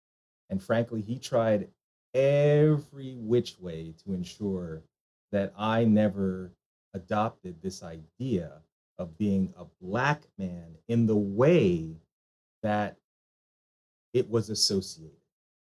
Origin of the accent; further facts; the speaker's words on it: Jamaica; now in United States; so I am a Jamaican immigrant, right? So my parents came to the United States in the mid to late 1960s